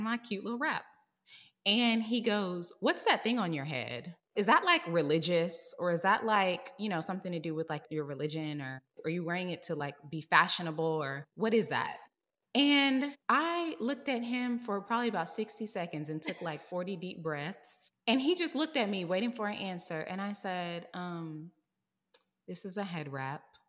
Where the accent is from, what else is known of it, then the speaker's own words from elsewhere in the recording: Texas, United States; moved away as an adult; now in San Francisco, United States; I'm from Texas, and I don't wanna live here no more 'cause I grew up here, I went to college here